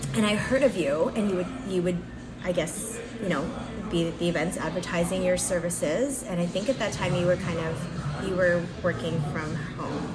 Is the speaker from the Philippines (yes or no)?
no; Mississauga, Ontario, Canada; my hometown Mississauga folk